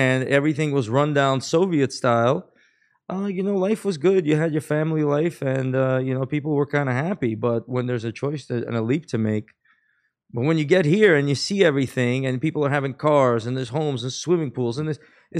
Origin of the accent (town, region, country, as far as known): New York City, New York, United States; born or raised there; English is a second language; also born or lived in Baku, Azerbaijan